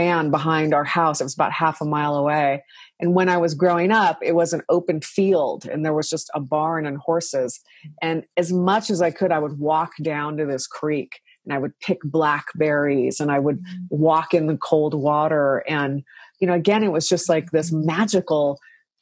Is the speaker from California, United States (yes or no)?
no; Washington, United States; I grew up in Washington State, so we had a lot of rain